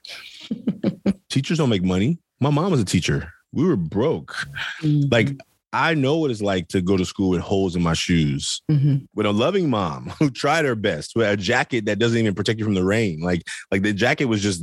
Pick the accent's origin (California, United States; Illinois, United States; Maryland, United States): California, United States; Oakland; I grew up in Oakland, California, poor boy